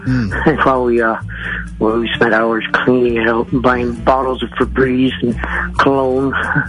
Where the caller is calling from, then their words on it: Edson, Alberta, Canada